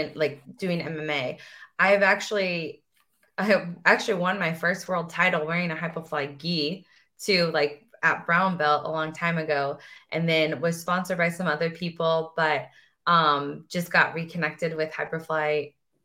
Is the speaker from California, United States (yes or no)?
no; St. Louis, Missouri, United States; I'm like from St. Louis